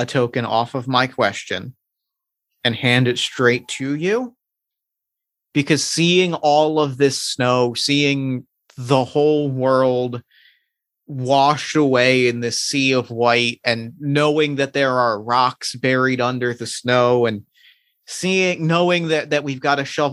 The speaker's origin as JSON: {"language": "English", "country": "United States", "tie": "born or raised there", "also_born_or_lived": "New Jersey / Philadelphia, Pennsylvania", "said": "Growing up in New Jersey and Philadelphia"}